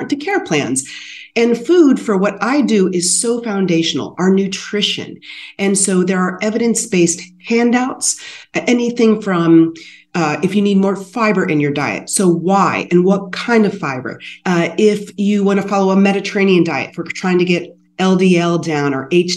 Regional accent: Sycamore, Ohio, United States; growing up in Sycamore, Ohio with my grandparents

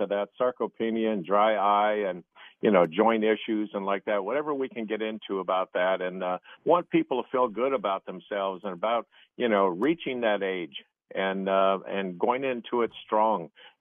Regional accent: Ohio, United States; the little town I grew up in Ohio

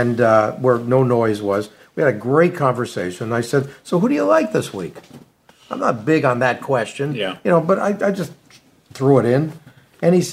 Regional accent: Culver City, California, United States; I'm not an Orange County kid. I grew up in Culver City

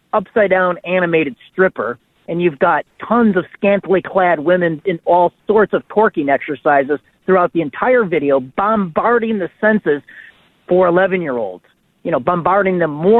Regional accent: Illinois, United States; I'm from Illinois.

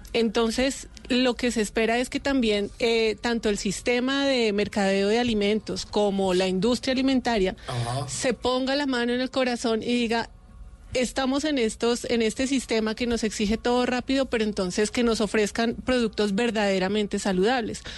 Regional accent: Colombia; como pueblo colombiano

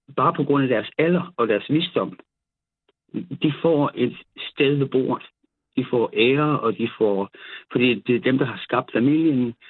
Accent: South Funen, Southern Denmark, Denmark; jeg er nede fra Sydfyn

